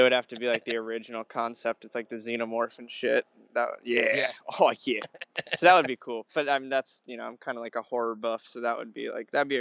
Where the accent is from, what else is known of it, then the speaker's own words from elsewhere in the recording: Florida, United States; I'm from Florida and I live by the coast